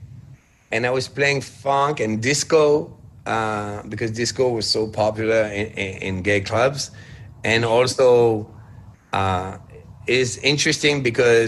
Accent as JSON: {"language": "English", "country": "France"}